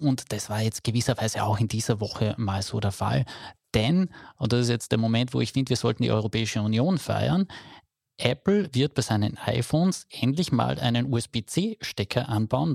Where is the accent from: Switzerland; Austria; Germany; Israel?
Austria; Carinthia; bei uns in Kärnten